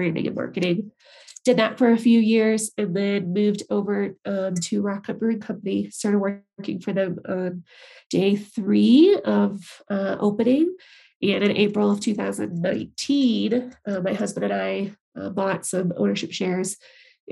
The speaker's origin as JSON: {"language": "English", "town": "St. Charles", "region": "Illinois", "country": "United States", "tie": "born or raised there", "also_born_or_lived": "Colorado Springs, Colorado / Denver, Colorado", "moved": "as an adult", "lives_now": "Estes Park, United States", "said": "I'm originally from Chicago, just northwest of the city. Yep. Grew up in the suburb area there, St. Charles"}